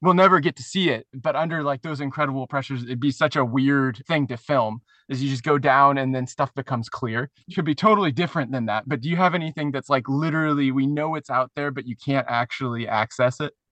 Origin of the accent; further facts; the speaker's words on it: Suwannee River, Florida, United States; I grew up on the Suwannee River